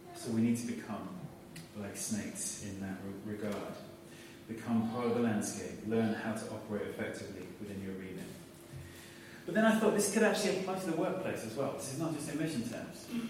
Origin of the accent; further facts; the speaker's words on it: United Kingdom; we're all British